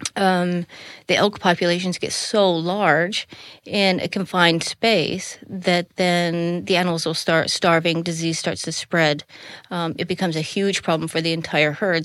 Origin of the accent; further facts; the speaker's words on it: Colorado, United States; moved away as an adult; now in Netherlands; I grew up in Colorado was so far out in the middle of nowhere